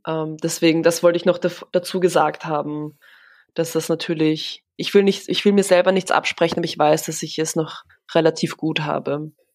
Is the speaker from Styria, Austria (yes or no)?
no; Vienna, Austria; German is a second language; also born or lived in Warsaw, Poland; bin eben in Warschau geboren, aber in Wien eben aufgewachsen.